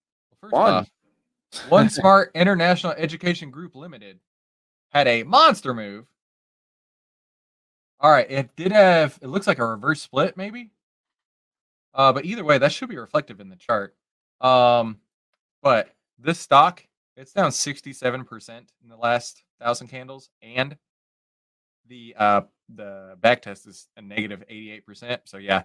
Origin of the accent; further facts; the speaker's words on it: Texas, United States; I live born and raised in Texas